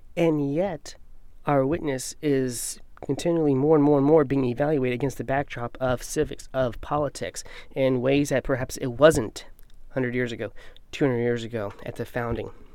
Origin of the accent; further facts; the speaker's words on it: United States; we American Christians